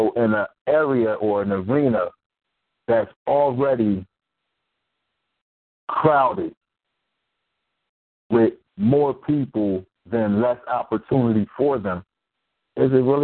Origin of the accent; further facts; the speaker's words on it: Philadelphia, Pennsylvania, United States; I was raised in North Philly. Born and raised.